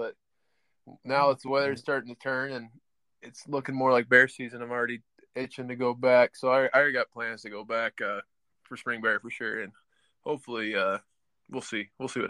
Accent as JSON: {"language": "English", "town": "Franktown", "region": "Colorado", "country": "United States", "also_born_or_lived": "Texas / Montana", "moved": "yes", "said": "I'm from Franktown, Colorado, originally. I'm kind of bounced around, been rodeoing since I was 14"}